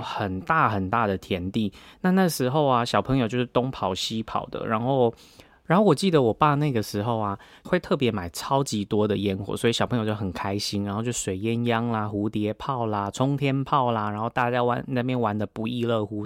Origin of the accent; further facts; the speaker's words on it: Tainan, Taiwan; also born or lived in Alian, Kaohsiung; 我只是哦在台南出生